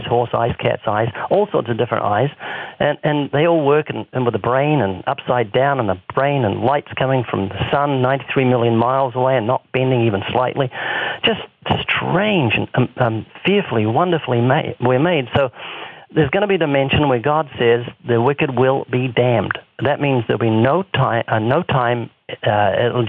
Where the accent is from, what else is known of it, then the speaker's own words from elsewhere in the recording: New Zealand; moved away; 7,000 miles away, my home country in New Zealand